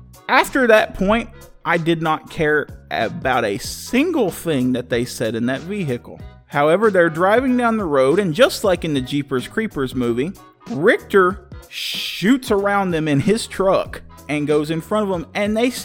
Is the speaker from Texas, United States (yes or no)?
yes; Texas, United States; being a Texan